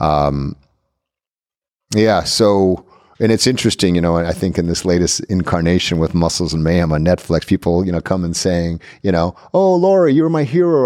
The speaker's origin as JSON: {"language": "English", "area": "Orange County", "region": "California", "country": "United States", "tie": "born or raised there", "also_born_or_lived": "Japan / Hollywood", "said": "I lived in Orange County, a predominantly white area, and kids used to tease me"}